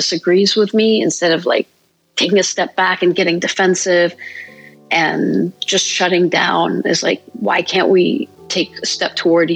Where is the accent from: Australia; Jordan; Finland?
Jordan; also born or lived in Georgia, United States; now in Columbus, United States; for me growing up in Jordan